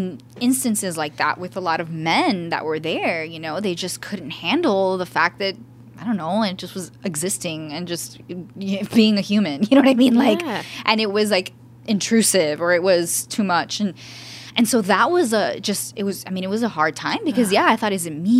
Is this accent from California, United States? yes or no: no; Miami, Florida, United States; moved away as an adult; also born or lived in New Orleans; growing up in Miami, I was raised by a single mom and a single grandmother